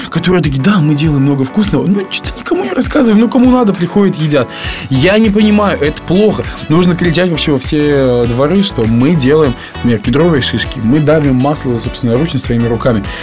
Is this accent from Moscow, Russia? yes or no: no; Khakassia, Russia; now in Tomsk, Russia; там, откуда я приехал, из Хакасии, там этого нет до сих пор